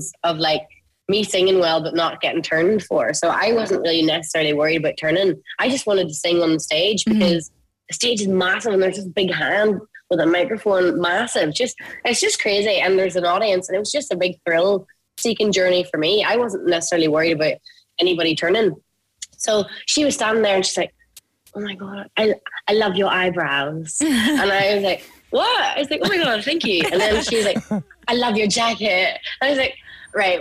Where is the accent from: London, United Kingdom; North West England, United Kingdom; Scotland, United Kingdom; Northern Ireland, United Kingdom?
Northern Ireland, United Kingdom; near Gulladuff / Maghera area; you're from near where I'm from. We grew up and come from like humble families